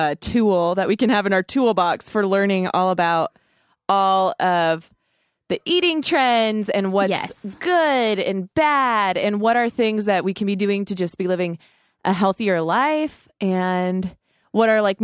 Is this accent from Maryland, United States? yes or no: no; Aztec, New Mexico, United States; Aztec, New Mexico.